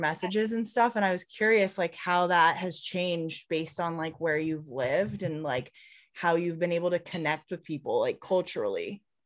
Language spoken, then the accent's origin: English; Highlands Ranch, Colorado, United States; I grew up, um, in Highlands Ranch, so, like, south